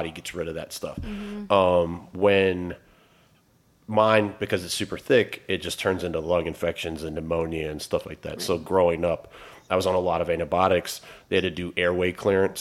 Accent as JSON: {"language": "English", "town": "Newport News", "region": "Virginia", "country": "United States", "tie": "born or raised there", "moved": "as an adult", "lives_now": "Richmond, United States", "said": "I grew up in Newport News, a little bit east of here"}